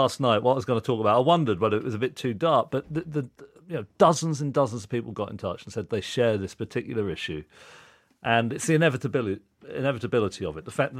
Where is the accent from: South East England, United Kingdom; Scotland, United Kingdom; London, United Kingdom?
South East England, United Kingdom; Reading; Reading, yeah.